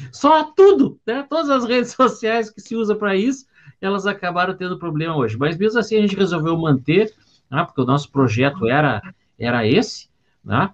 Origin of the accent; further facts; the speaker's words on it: Porto Alegre, Rio Grande do Sul, Brazil; eu sou de Porto Alegre